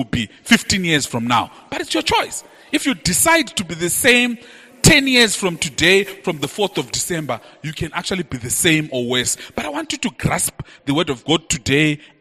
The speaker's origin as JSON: {"language": "English", "region": "Bulawayo", "country": "Zimbabwe", "tie": "born or raised there", "said": "I grew up in Bulawayo in a suburb called Mpopoma."}